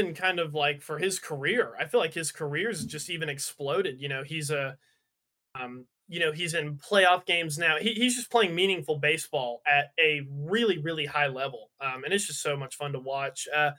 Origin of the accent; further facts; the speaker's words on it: Georgia, United States; growing up in Georgia around Braves fans all the time